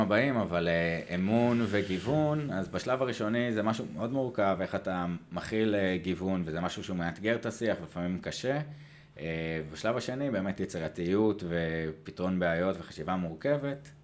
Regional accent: Israel; אנחנו כישראלים

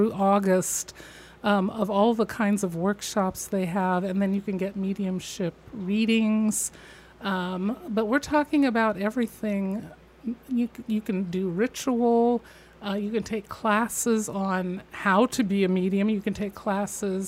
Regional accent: Midwest, United States; I grew up in the Midwest in a Victorian home

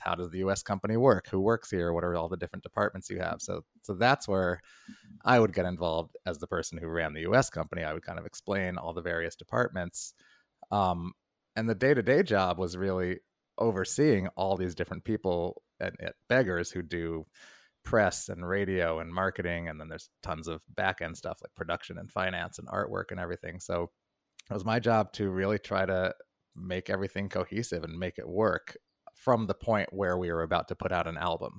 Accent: New York, United States; I'm a New Yorker

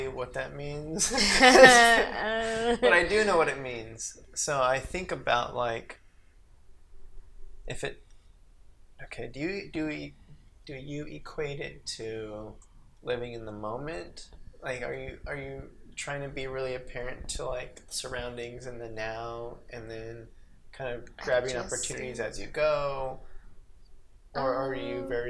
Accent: Albuquerque, New Mexico, United States; I was born in New Mexico, Albuquerque

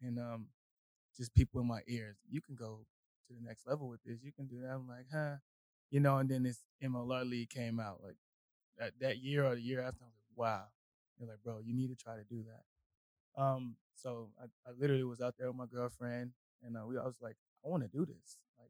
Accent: Houston, Texas, United States; moved away as an adult; also born or lived in Colorado; now in Austin, United States; I'm from Houston originally.

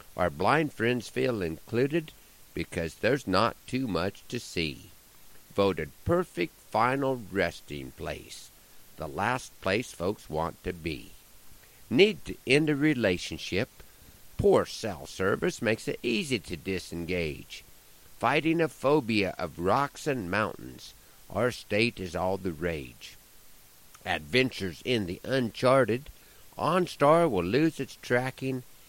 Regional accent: Broken Bow, Nebraska, United States; moved away; There are stretches when I go a long time without doing a show in my hometown

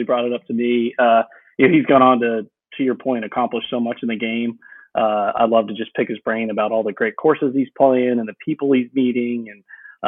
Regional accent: Virginia Beach, Virginia, United States; Cedar Point's about 30 minutes from where I grew up in Virginia Beach.

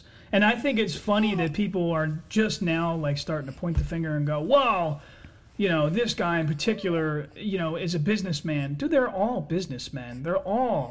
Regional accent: United States; I'm an American

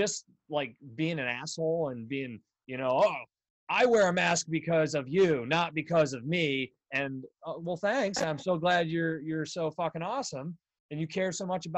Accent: Bradford, Pennsylvania, United States; moved away as an adult; also born or lived in Philadelphia / Indianapolis / Des Moines, Iowa / Los Angeles; So I'm from Western Pennsylvania. So okay, cool. I grew up north of here in a really small town called Bradford, PA.

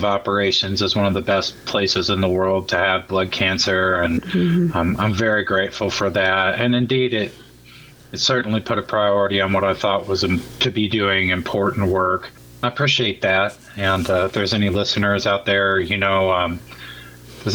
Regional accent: Germantown, Monroe, Middletown area, rural southwestern Ohio, United States; also born or lived in Austin, Texas; now in Seattle, United States; I'm originally from rural Ohio, southwestern Ohio, Germantown, Monroe, Middletown area

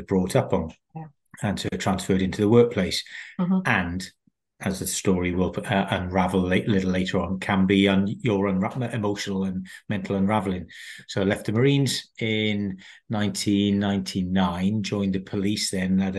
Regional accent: South Wales, United Kingdom; moved away as an adult; I'm born and brought up in South Wales. People will pick up from my accent.

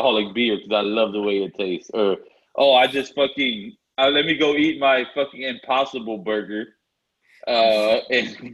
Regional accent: South Texas, United States; We're from Texas, dog. Like, in South Texas

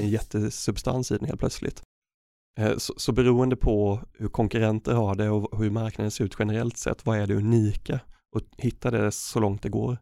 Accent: Örebro, Örebro County, Sweden; I Örebro där jag kommer ifrån

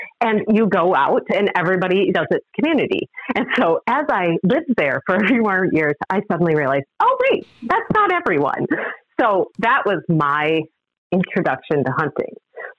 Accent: Illinois, United States; born there; I don't admit to most people that I was born in Illinois, but in Illinois, and I'm not a Bears fan

